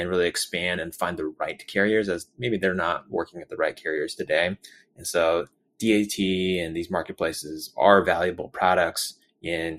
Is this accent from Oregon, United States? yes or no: no; San Francisco Bay Area, California, United States; I grew up in the San Francisco Bay Area and went to school out in Berkeley